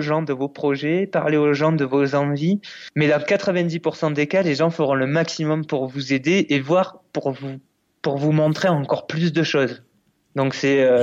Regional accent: France; en tant que Français

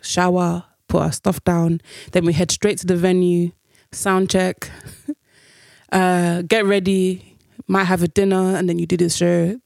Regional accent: United Kingdom; us being Black British

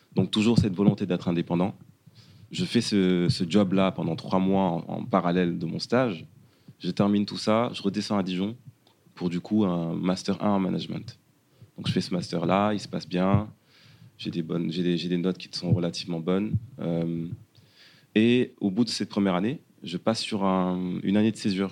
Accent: Dakar, Senegal; moved away as an adult; now in France; sénégalais. Je suis né et j'ai grandi au Sénégal, plus précisément à Dakar et à Wokam

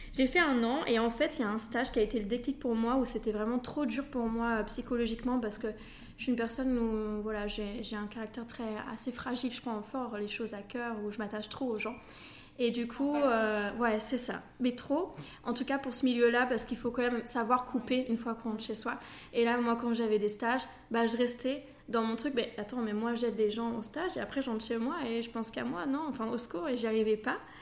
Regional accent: Normandy, France; moved away as an adult; also born or lived in Belgium; je viens de Normandie à la base.

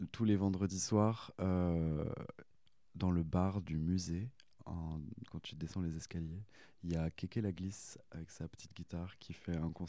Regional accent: Annemasse, Auvergne-Rhône-Alpes, France; de base je suis de Haute-Savoie euh, vers anne euh, Annemasse

